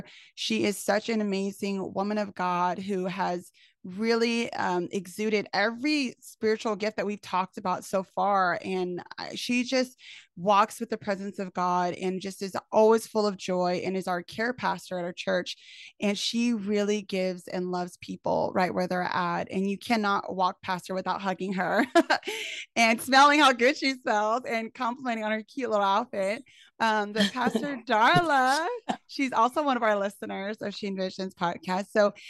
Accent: California, United States; I'm from Cali.

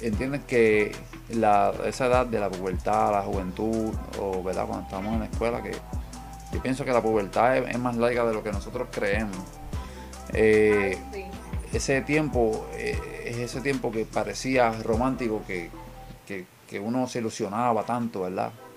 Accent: Puerto Rico; somos boricuas

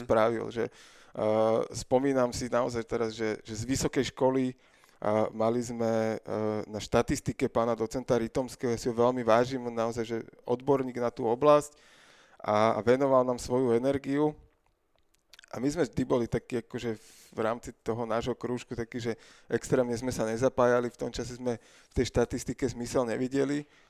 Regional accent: Bratislava, Bratislava Region, Slovakia; lebo sme z Bratislavy

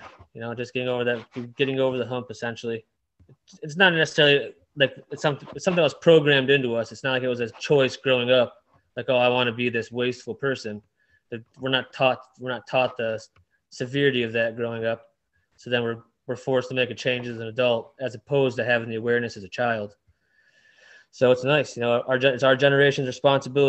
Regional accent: Downriver, Detroit area, Michigan, United States; also born or lived in Dearborn, Michigan; Grew up downriver. It's like 10 minutes south of Detroit.

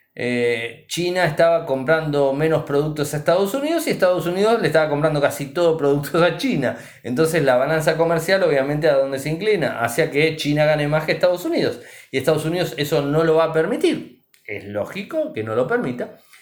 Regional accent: Argentina; nuestro país

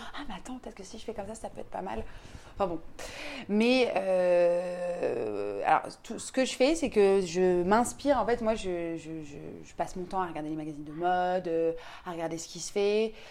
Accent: Paris, Île-de-France, France; je suis parisienne

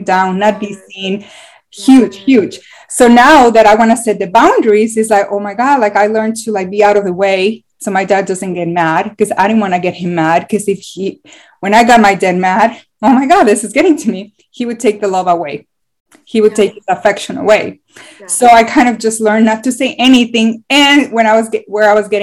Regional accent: Mexico; moved away; I'm from Mexico

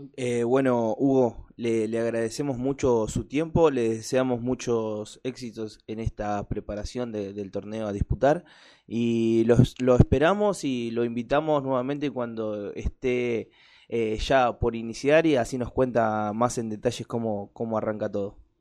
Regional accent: Avellaneda, Buenos Aires Province, Argentina; yo soy de acá de Avellaneda

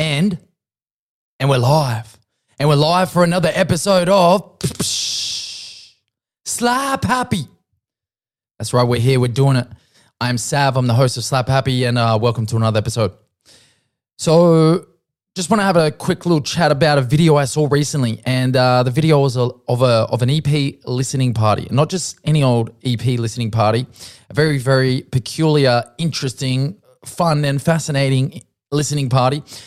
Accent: Central Coast, New South Wales, Australia; where I grew up on the Central Coast

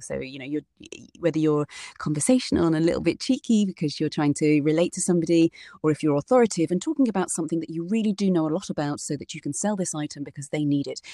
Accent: United Kingdom; their British person

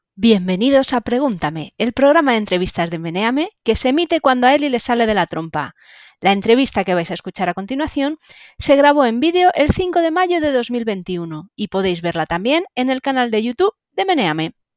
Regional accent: Spain; los españoles

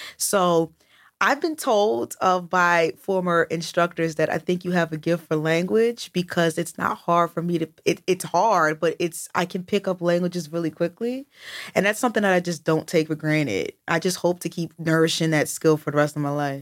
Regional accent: United States; I'm American

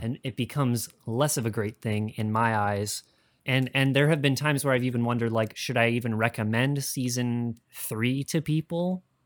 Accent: Midwest, United States; grew up in the Midwest

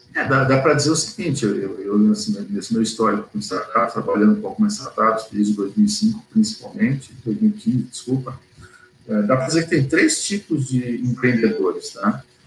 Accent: São Paulo, Brazil; now in Porto Alegre, Brazil; sou paulista, na verdade, paulistano, tá, mas estou aqui desde 77

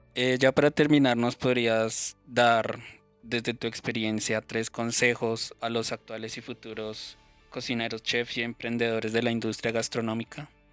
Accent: Colombia; nosotros mismos como colombianos

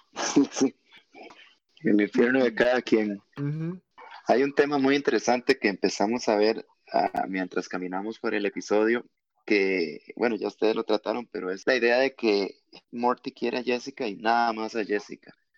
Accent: Costa Rica; nosotros siendo todos costarricenses

